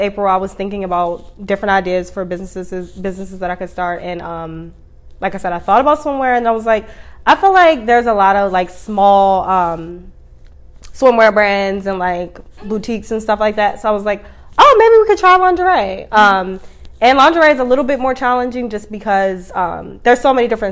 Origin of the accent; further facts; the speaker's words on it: Catonsville, Maryland, United States; also born or lived in California / Pennsylvania; I kind of grew up in the Maryland area, Catonsville.